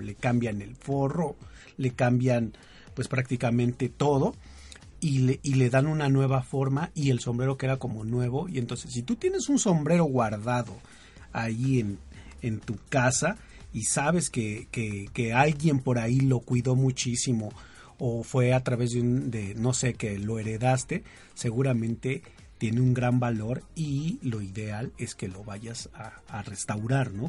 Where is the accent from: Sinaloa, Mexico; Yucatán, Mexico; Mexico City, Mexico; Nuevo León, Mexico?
Mexico City, Mexico; los que somos de Distrito Federal o de la Ciudad de México